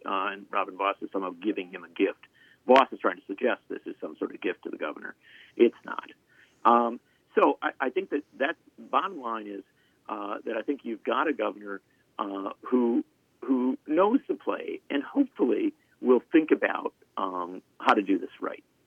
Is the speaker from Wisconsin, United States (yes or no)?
yes; Wisconsin, United States; how I grew up in Wisconsin